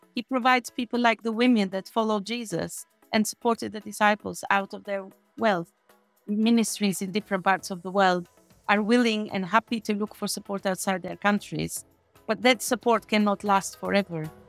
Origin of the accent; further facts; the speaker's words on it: Albania; moved away as an adult; now in United Kingdom; my hometown in Albania is literally forty minutes from the border with Macedonia.